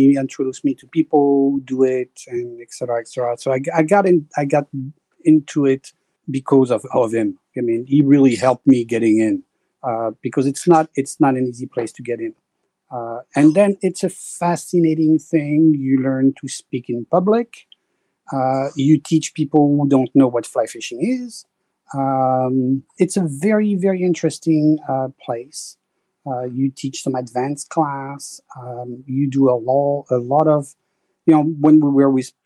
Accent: Paris, Île-de-France, France; accent: French; English is a second language; moved away as an adult; also born or lived in French Alps / New York / Vermont; now in Connecticut, United States; I was born in Paris. And then by age 12, I was sent to the Alps to go ski.

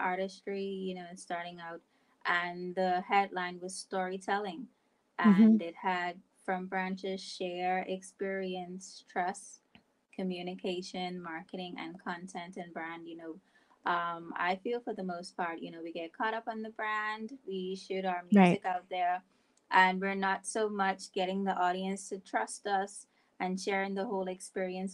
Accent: Bahamas; I'm from the Bahamas

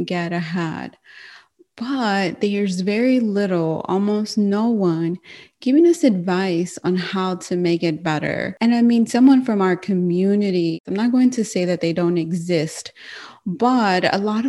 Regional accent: United States; I'm Mexican American

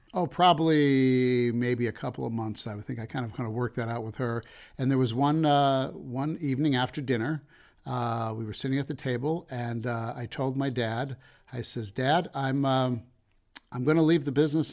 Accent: Denver, Colorado, United States; moved away as an adult; also born or lived in Chicago; I'm from Denver originally

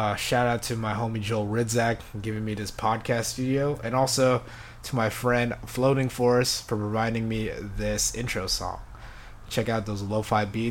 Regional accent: Philippines; English is a second language; moved away; we Filipinos

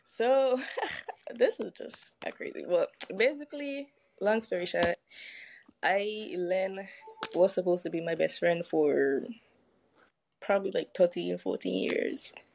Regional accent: U.S. Virgin Islands; I am from the beautiful island of St. Croix

